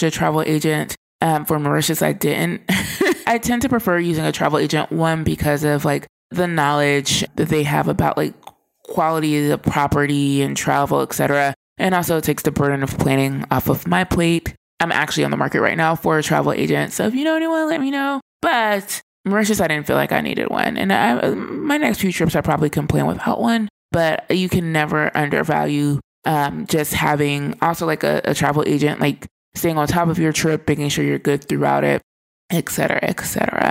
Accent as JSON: {"language": "English", "country": "United States", "said": "I was the only American on the resort"}